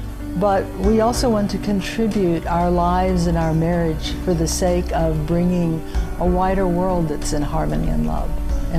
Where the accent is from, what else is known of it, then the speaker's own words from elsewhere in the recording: Texas, United States; I'm from Texas.